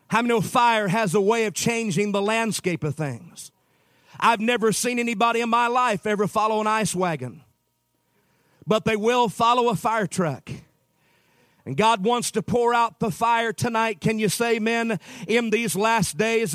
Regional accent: Utah, United States; I'm from Utah

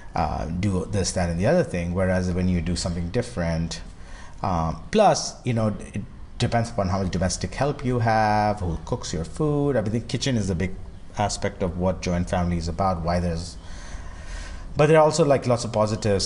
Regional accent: India; I'm from India

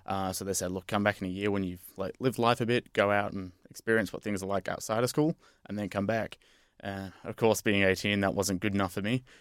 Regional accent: Brisbane, Queensland, Australia; moved away; also born or lived in Western Australia; I'm from Brisbane myself

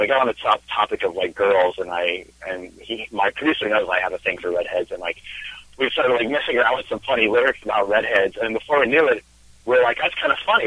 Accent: Spokane, Washington, United States; moved away as an adult; now in California, United States; I am originally from Washington State. I grew up in Spokane

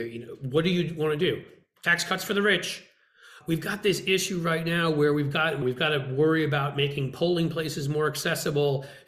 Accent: United States; I'm an American

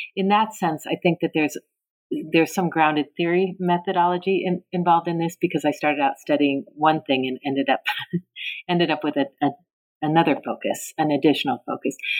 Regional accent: North Bay, Bay Area, Northern California, United States; also born or lived in Tacoma, Washington; I spent most of my time growing up in the North Bay, in the Bay Area, in Northern California

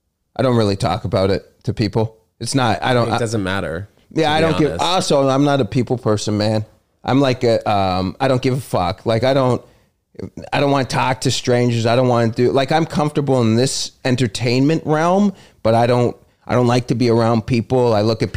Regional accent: Toronto, Ontario, Canada; Toronto, downtown Toronto.

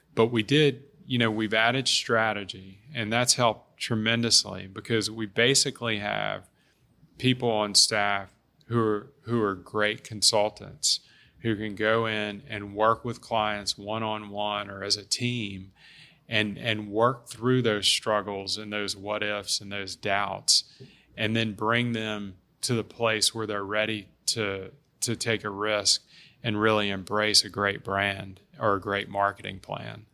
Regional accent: Baton Rouge, Louisiana, United States; I'm from Baton Rouge. I love this city

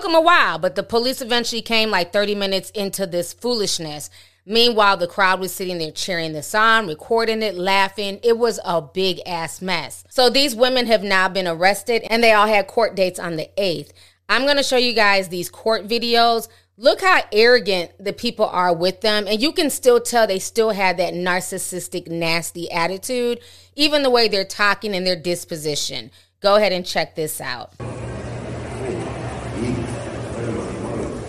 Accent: New York City, New York, United States; accent: Harlem / New York; in my Harlem accent

